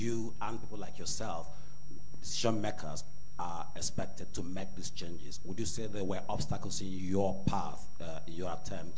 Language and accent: English; Nigeria; moved away; I'm a Nigerian